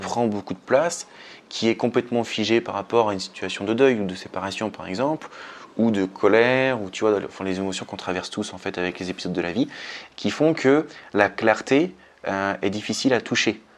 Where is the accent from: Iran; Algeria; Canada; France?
France; chez nous, en France